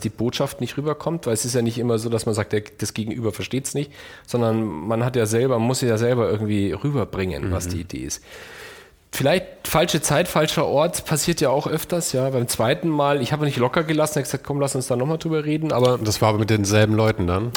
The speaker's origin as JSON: {"language": "German", "town": "Munich", "region": "Bavaria", "country": "Germany", "said": "als Münchner"}